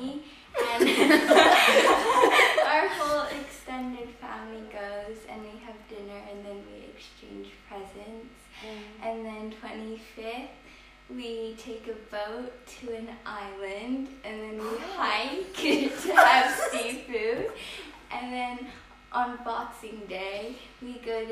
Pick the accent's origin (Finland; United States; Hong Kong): Hong Kong; I'm from Hong